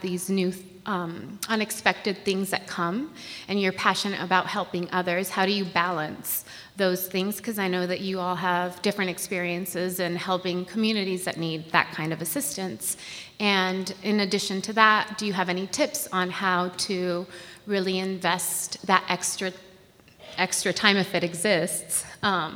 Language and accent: English; Puerto Rico; now in Baltimore, United States; I live in Baltimore right now. Yay, Baltimore. But I'm originally from Puerto Rico